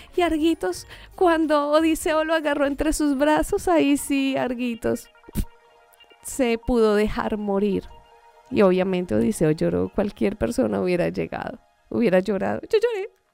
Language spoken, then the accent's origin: Spanish; Colombia; moved away; yo soy colombiana